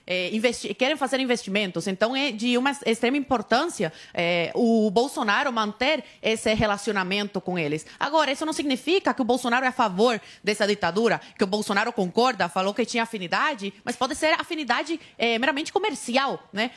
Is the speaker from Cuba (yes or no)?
yes; Cuba; now in Brazil; Eu vim de Cuba